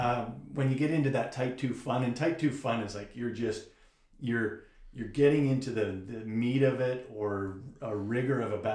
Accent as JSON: {"language": "English", "town": "Burlington", "region": "Ontario", "country": "Canada", "also_born_or_lived": "Kingston, Ontario", "moved": "yes", "lives_now": "Sudbury, Canada", "said": "I'm an import from Burlington."}